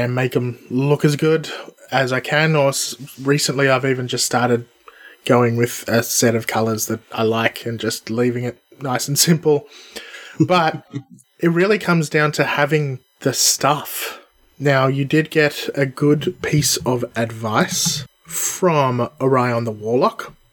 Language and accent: English; Australia; We are weird Aussie guys